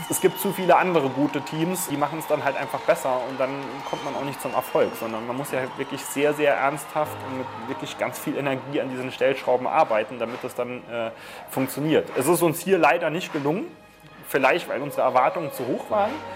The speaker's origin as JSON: {"language": "German", "country": "Germany", "said": "als Deutsche, als Europäer"}